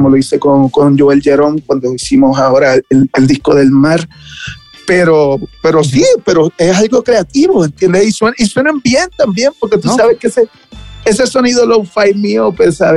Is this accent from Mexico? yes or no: yes; Mexico; el no poder estar en, en mi país, porque México es mi país, ¿entiendes? ¿Sabes? Es mi casa